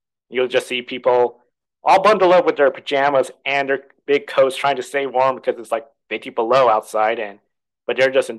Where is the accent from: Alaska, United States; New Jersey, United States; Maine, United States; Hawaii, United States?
Alaska, United States; Anchorage; moved away as an adult; also born or lived in Fairbanks, Alaska / South Carolina; now in Portland, United States; I grew up in Anchorage. I didn't want to stay in Anchorage, just have the same surrounding, go somewhere different.